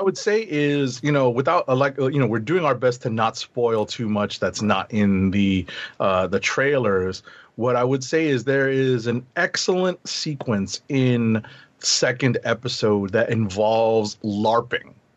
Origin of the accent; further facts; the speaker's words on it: New York, United States; a New Yorker, born and bred